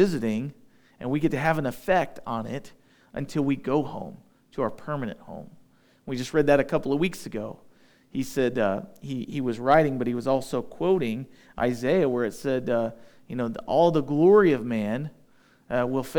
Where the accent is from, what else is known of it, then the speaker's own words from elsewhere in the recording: United States; We're used to being English-speaking Americans